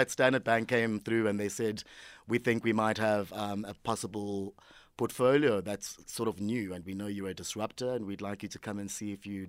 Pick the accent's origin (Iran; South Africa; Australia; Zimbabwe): South Africa; also born or lived in Eastern Cape / KwaZulu-Natal; I was born in the Eastern Cape. I grew up all over South Africa. My parents moved around a lot for work. Ended up studying KZN, graduated in high school there.